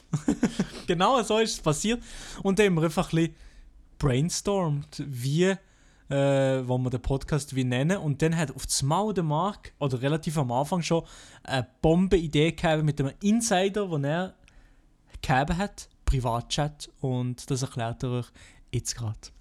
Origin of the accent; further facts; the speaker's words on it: Fribourg, Switzerland; accent: Freiburger Dialekt; ich komme aus Freiburg und habe einen Freiburger Dialekt